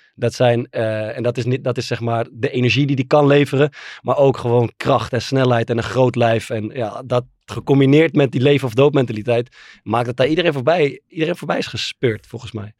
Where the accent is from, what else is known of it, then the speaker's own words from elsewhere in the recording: Netherlands; ik ben natuurlijk gewoon volledig Nederlands.